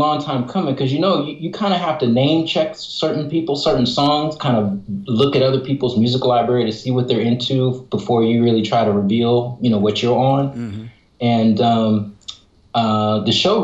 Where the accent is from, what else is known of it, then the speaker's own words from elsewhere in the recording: Oakland, California, United States; Oh, Oakland Hills. Skyline, class of 89.